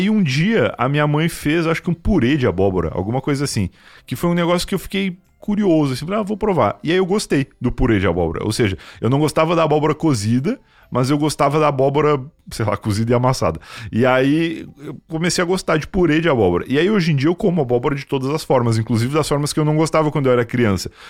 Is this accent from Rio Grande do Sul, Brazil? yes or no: yes; Rio Grande do Sul, Brazil; eu vim do Rio Grande do Sul, onde é muito pouca variedade de comidas diferentes